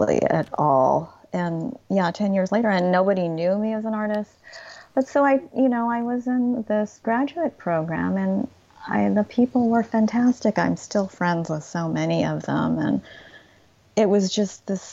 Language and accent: English; United States; how American I am and just all the cultural references that I grew up